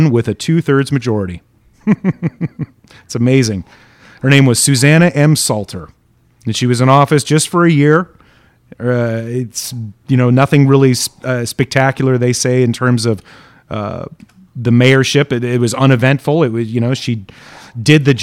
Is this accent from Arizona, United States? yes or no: yes; Tucson, Arizona, United States; moved away; in my hometown of Tucson, Arizona